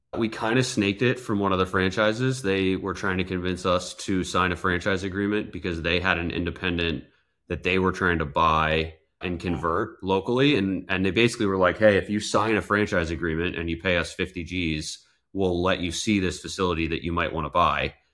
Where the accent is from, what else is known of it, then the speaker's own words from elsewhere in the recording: outside Philadelphia, Pennsylvania, United States; also born or lived in Europe / New York City; now in Tampa, United States; I grew up outside Philadelphia